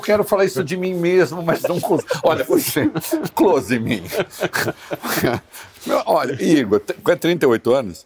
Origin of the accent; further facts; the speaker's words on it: interior of São Paulo, Brazil; accent: interior of São Paulo; moved away; O interior de São Paulo é o seguinte: a gente come todos os S's